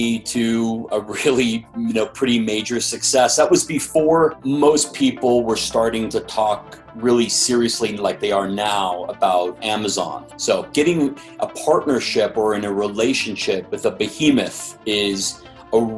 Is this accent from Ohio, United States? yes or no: no; Los Angeles, California, United States; born and raised in Los Angeles